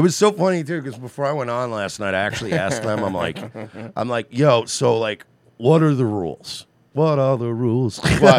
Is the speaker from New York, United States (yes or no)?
yes; Mastic Beach, New York, United States; I grew up in Mastic Beach, right, like, Mastic is a shithole.